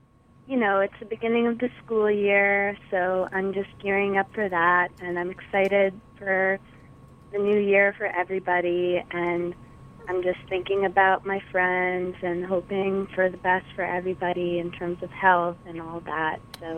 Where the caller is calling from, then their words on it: Manhattan, New York, United States; The Upper West Side of Manhattan.